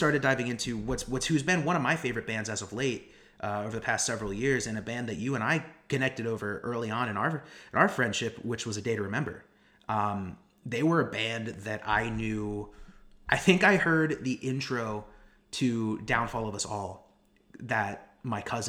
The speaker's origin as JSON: {"language": "English", "town": "Harrisburg", "region": "Pennsylvania", "country": "United States", "tie": "born or raised there", "moved": "as an adult", "lives_now": "West Virginia, United States", "said": "I grew up outside of Harrisburg"}